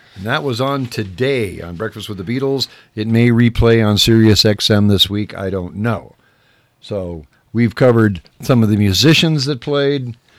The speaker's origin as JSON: {"language": "English", "town": "Whittier", "region": "California", "country": "United States", "tie": "born or raised there", "lives_now": "San Bernardino, United States", "said": "I grew up in Whittier, and on Whittier Boulevard, East Whittier"}